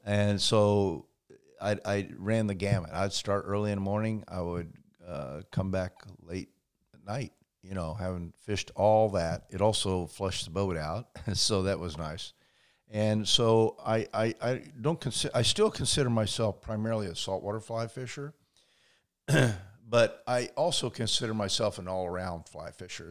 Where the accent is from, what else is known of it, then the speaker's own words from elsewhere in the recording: Indiana, United States; i grew up in uh, in indiana